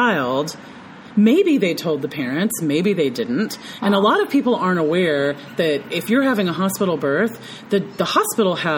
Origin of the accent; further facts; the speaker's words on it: the South, United States; also born or lived in Memphis, Tennessee; growing up in the South